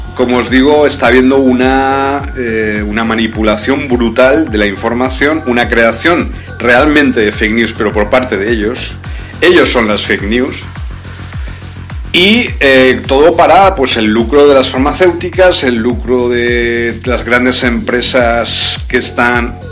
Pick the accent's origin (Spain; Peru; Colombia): Spain; en España, donde yo me encuentro ahora, en mi país de origen